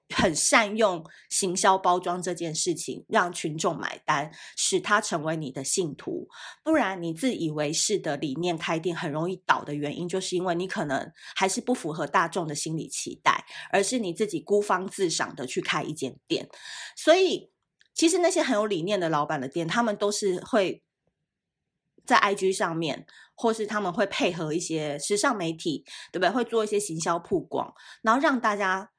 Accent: Taipei, Taiwan; also born or lived in Tainan / Kaohsiung; 其实我是台南人，就是我是从，我是在台南出生的，可是我五岁就到高雄了。呃，不，我在台南出生，然后在高雄长到五岁，后来来台北。所以我非常自豪我自己是台南人，可是其实我对台南并没有很长的居住的记忆

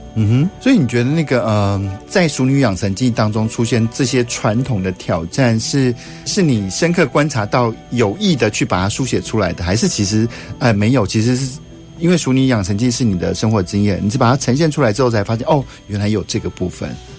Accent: Taichung, Taiwan; also born or lived in Taipei; 我从小就在台中长大

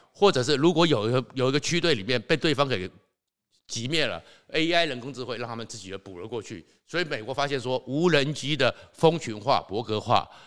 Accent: Taiwan; 因为我们台湾就在正中间

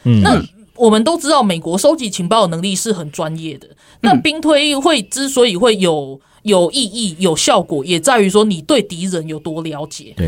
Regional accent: Taiwan; 所以所以也是告诉我们台湾人，就是说我们在讲我们自己准备好，不是开玩笑。

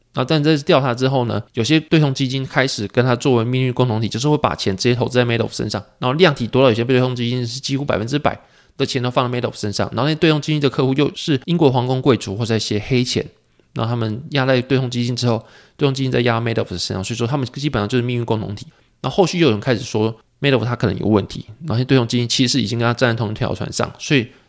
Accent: Taiwan; also born or lived in Pingtung; 我们是外省长大嘛

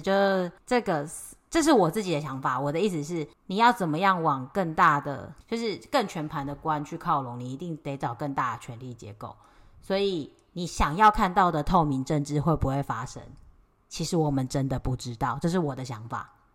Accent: Taiwan; 我们都是台湾人

